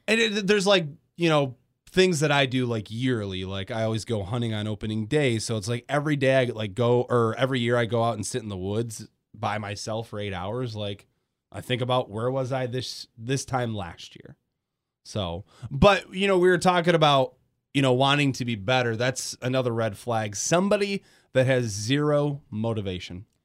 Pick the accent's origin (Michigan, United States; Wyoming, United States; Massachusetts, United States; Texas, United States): Michigan, United States; Grand Rapids; moved away as an adult; also born or lived in Detroit Metro; I'm from Grand Rapids. I moved to Detroit Metro when I was eighteen